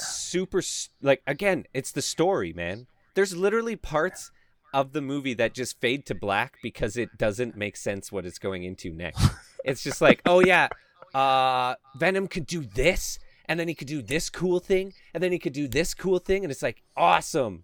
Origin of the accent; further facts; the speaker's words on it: Canada; I'm Canadian